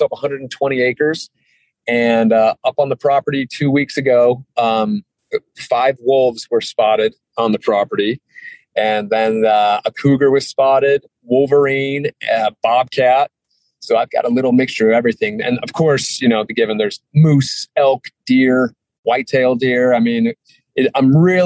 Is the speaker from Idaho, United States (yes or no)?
yes; Hailey, Idaho, United States; also born or lived in Sun Valley, Idaho; now in Utah, United States; I grew up in Idaho. So I was born in Sun Valley, Idaho, grew up outside of Haley